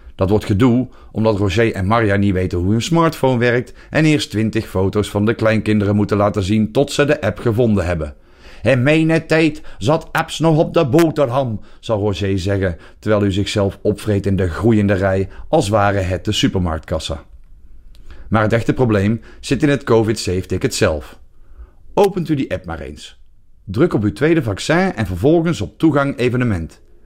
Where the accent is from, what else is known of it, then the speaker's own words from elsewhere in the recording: Belgium; mijn geboorteland